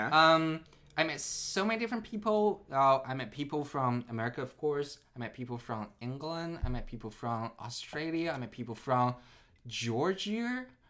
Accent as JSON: {"language": "English", "town": "Nanjing", "region": "Jiangsu", "country": "China", "tie": "born or raised there", "also_born_or_lived": "Shanghai, China / Japan / Tokyo, Japan", "moved": "as an adult", "lives_now": "California, United States", "said": "I was born in Shanghai, but I was raised in Nanjing. So uh, I, I stayed most of my time in Nanjing."}